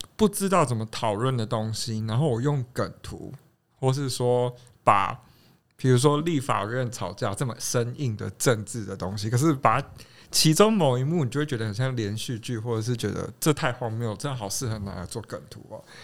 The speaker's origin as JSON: {"language": "Chinese", "region": "southern Taiwan", "country": "Taiwan", "tie": "born or raised there", "moved": "yes", "lives_now": "Taipei, Taiwan", "said": "我自己是在南部长大的"}